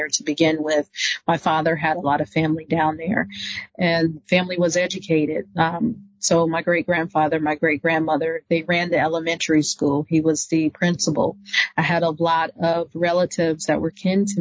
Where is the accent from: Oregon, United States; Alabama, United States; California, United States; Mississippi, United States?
Mississippi, United States; Walnut Grove; now in Indiana, United States; we grew up in Mississippi. Walnut Grove, Mississippi